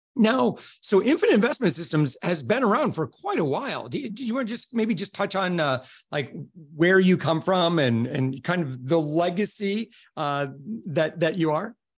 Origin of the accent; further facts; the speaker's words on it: United States; as an American